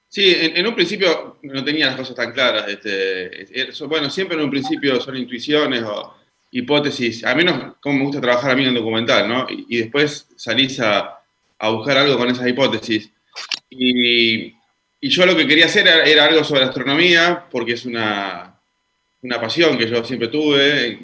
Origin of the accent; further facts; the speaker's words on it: Neuquén, Argentina; moved away; yo soy oriundo de Neuquén